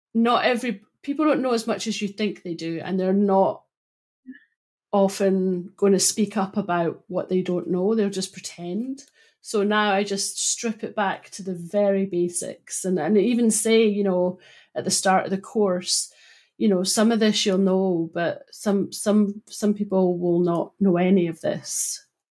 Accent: Broughty Ferry, Scotland, United Kingdom; where I grew up in Broughty Ferry

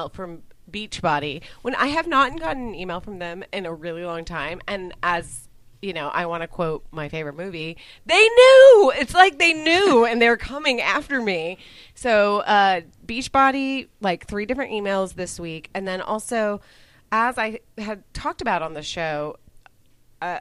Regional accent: San Fernando Valley, California, United States; accent: Valley Girl; now in Austin, United States; my accent is not a Texas accent. It is a Valley Girl with a cold.

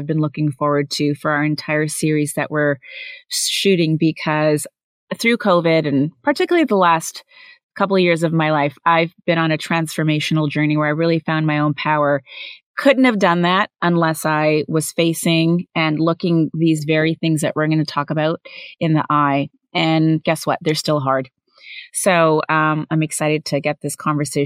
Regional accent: Canada; also born or lived in India; now in United States; As an Indian-born, Canadian-raised American woman

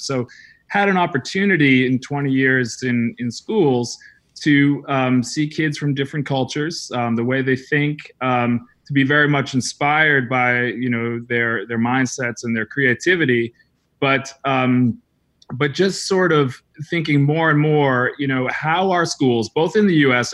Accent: New England, United States; moved away as an adult; also born or lived in Salzburg, Austria / Croatia / Paris, France; I grew up in New England, small town New England

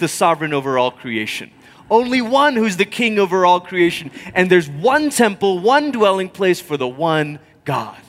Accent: Malaysia; growing up in Malaysia

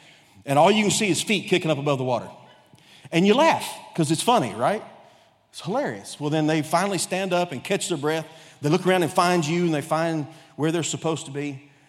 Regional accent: Texas, United States; born there; also born or lived in Ohio / Korea; now in Cabot, United States; I've been a nomad most of my life. I was born in Texas, lived in every Gulf Coast state. Lived in Ohio for a while, actually lived in Korea for a while.

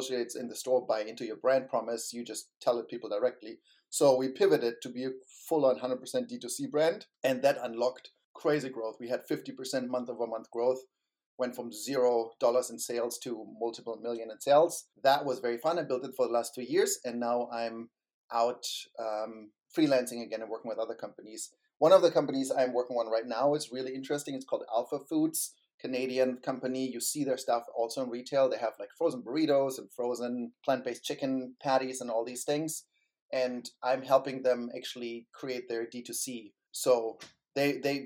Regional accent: Germany; moved away as an adult; also born or lived in Berlin, Germany; now in San Francisco Bay Area, United States; I grew up in Germany and I worked in Berlin

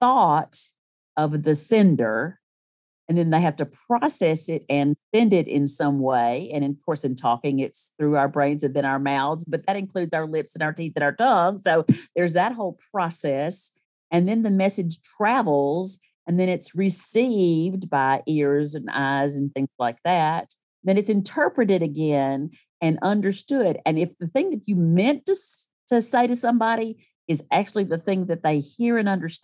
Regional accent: Starkville, Mississippi, United States; also born or lived in Ann Arbor, Michigan / Tuscaloosa, Alabama; So I started school in Starkville

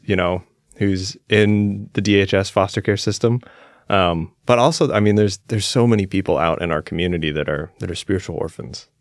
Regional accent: Claremont, California, United States; I grew up, I was born in a little town called Claremont. It's like thirty miles southeast of Los Angeles

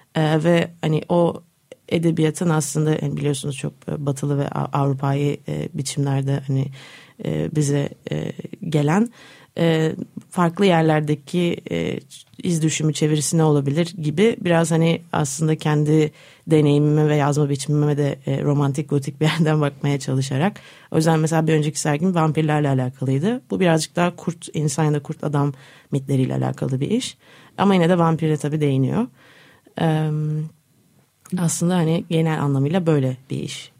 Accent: Istanbul, Turkey; born or raised there; also born or lived in Netherlands

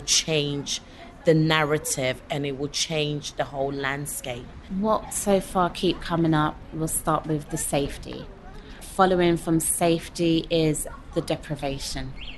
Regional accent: London, United Kingdom; born and bred North Londoner, fully fledged Edmonton girl

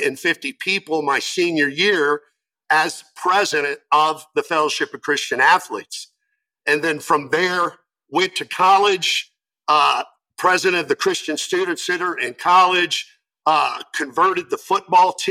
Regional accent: Florida, United States; also born or lived in East Lansing, Michigan; But I grew up in Florida.

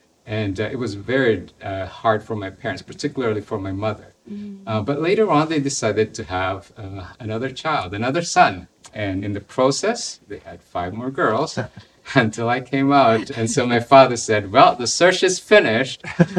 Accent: Philippines; Well, like many other Filipinos, we were poor, and so life was hard.

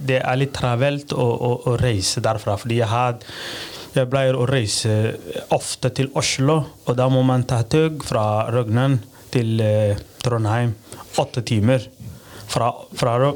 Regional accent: Somalia; first language Somali; Norwegian is a second language; moved away as an adult; also born or lived in Rognan, Norway; now in Kragerø, Norway; jeg kommer fra Somalia

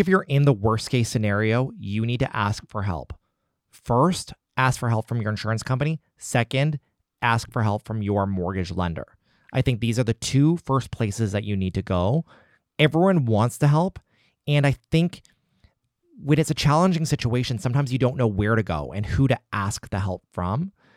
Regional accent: Nova Scotia, Canada; also born or lived in Halifax; living in Halifax and being Nova Scotian and being Canadian

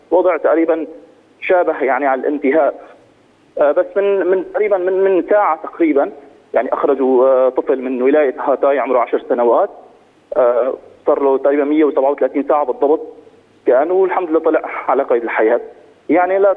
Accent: Aleppo, Aleppo Governorate, Syria; moved away as an adult; now in Turkey; طبعا نحن انا خرجت من حلب وشفنا الموجود كان بحلب وبسوريا بشكل عام وصلنا ل ل لتركيا

